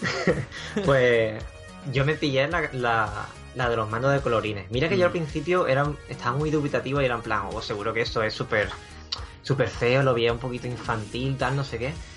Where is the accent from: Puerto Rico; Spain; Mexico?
Spain; Huelva, Andalusia; also born or lived in China; now in England; provengo de, de Huelva, allí fue donde nací, aunque he vivido en, en China y actualmente resido en Inglaterra